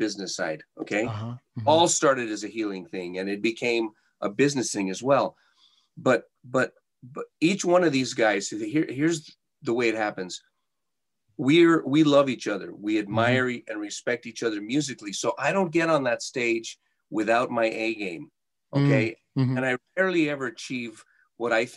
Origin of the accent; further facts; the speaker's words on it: Santa Fe, New Mexico, United States; now in Las Vegas, United States; We grew up in Santa Fe, New Mexico, in a very a humble home